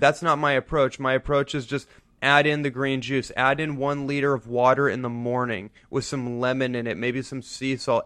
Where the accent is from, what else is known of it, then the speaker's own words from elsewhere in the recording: Bay Area, Northern California, United States; I grew up in Northern California in the Bay Area